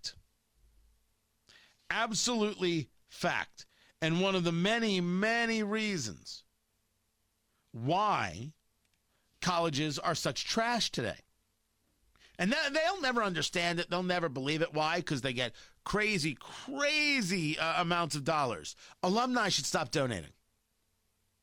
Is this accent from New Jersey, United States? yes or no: yes; New Jersey, United States; moved away as an adult; also born or lived in Arizona; I grew up in Jersey